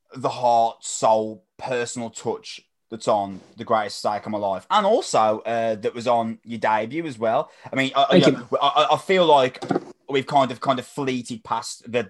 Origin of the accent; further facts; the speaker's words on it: Wolverhampton, West Midlands, United Kingdom; from Wolverhampton.